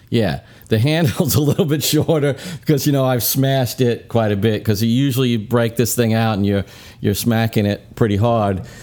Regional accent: Brooklyn, New York, United States; moved away; I grew up in Brooklyn

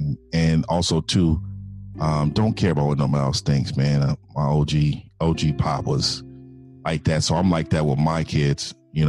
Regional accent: San Francisco, California, United States; San Francisco, California.

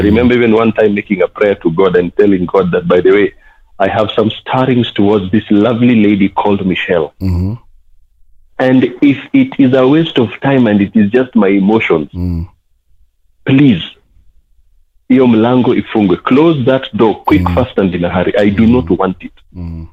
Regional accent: Nairobi, Kenya; I'm a BBK, born and bred in Kibera.

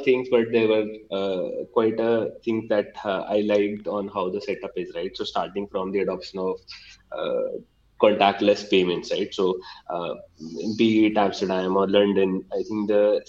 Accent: India; as an Indian

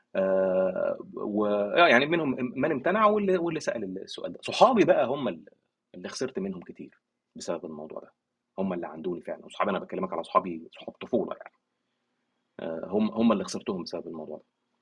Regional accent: Egypt; عندنا في مصر

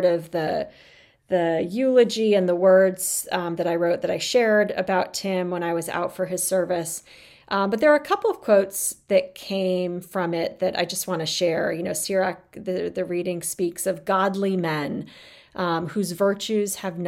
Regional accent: Arizona, United States; moved away as an adult; also born or lived in South Bend; I grew up in Arizona. It was far from home

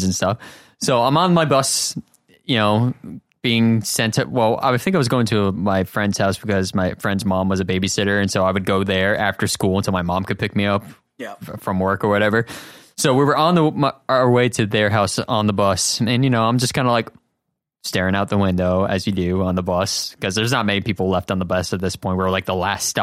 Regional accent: southern Massachusetts, United States; This happened in my hometown. Actually, I'm from Massachusetts.

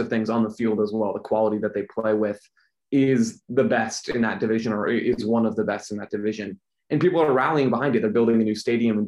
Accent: Phoenix, Arizona, United States; I'm a native to Phoenix, Arizona, which is where I'm still based now

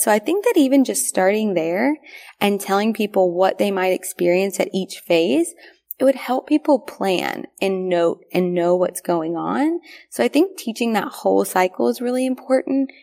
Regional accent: the South, United States; We grew up in the South

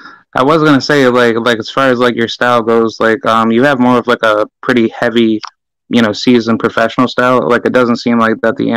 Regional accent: Albany, New York, United States; I'm from Albany, New York

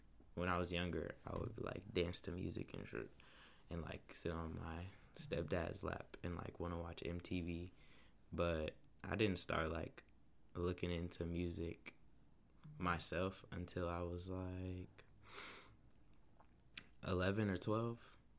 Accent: Indianapolis, Indiana, United States; I'll be 20 on the 26th, so I'm 19 as we're recording this from Indianapolis, born and raised.

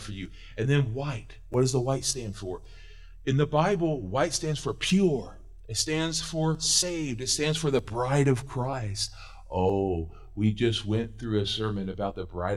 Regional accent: Missouri, United States; I was born in Missouri

